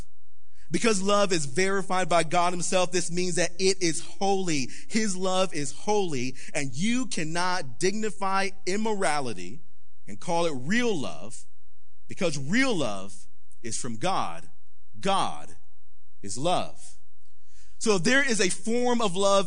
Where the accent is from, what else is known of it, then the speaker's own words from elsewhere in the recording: Palm Beach County, South Florida, United States; we grew up in a very poor neighborhood in South Florida. Yes, we grew up in Palm Beach County